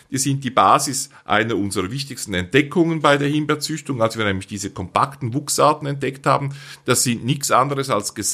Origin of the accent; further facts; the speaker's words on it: Switzerland; so gut man sie als Schweizer versteht, wir sind ja